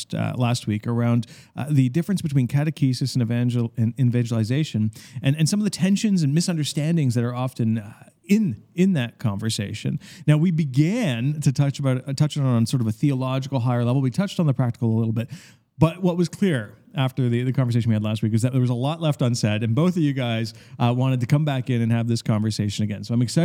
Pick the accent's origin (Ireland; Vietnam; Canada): Canada; Ontario; so I grew up in the Catholic school system in Ontario